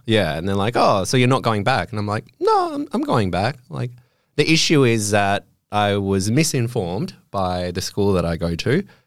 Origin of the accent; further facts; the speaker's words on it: Australia; accent: Australian; moved away as an adult; now in Germany; my Australian German accent's quite strong